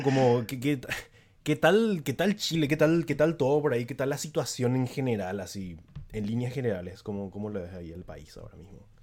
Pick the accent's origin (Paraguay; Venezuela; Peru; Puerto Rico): Paraguay; San Lorenzo, Central; yo no soy lo de Asunción, de hecho, yo soy de San Lorenzo, que es una, ciudad que está un poco alejada de, Asunción